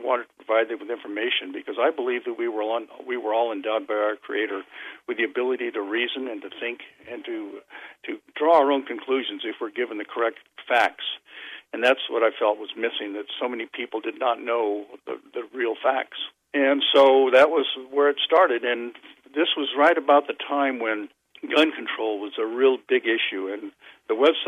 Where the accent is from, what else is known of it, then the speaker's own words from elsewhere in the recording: Southern California, United States; I was born in California in 1946 in Southern California